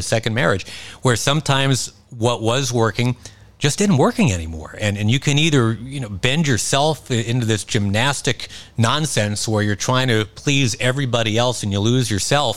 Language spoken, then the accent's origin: English; Rochester, New York, United States; moved away as an adult; also born or lived in Baltimore; now in San Diego, United States; I grew up in Rochester, New York, it's western New York.